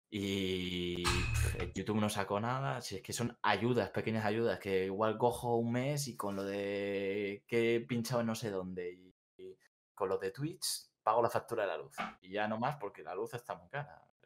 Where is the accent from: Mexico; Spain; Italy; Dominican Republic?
Spain; Bilbao, Basque Country; moved away as an adult; now in Seville, Spain; Yo soy de Bilbao, yo soy del norte